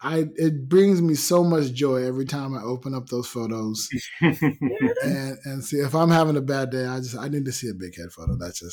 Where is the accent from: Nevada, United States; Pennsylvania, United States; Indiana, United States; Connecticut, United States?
Nevada, United States; Las Vegas; But then part of me goes, yeah, but I'm from Vegas. You know, I understand hot.